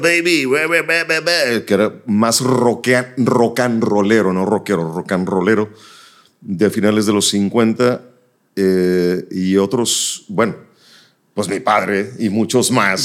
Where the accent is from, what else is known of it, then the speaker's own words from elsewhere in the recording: Nuevo Laredo, Tamaulipas, Mexico; now in Monterrey, Mexico; Yo nací en Nuevo Laredo, me trasladaba a Laredo, Texas